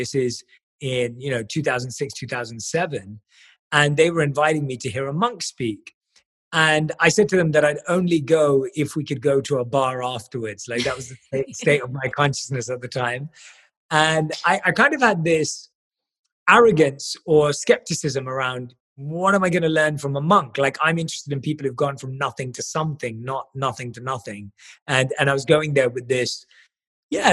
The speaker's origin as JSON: {"language": "English", "region": "London", "country": "United Kingdom", "tie": "born or raised there", "said": "I was born and raised in London"}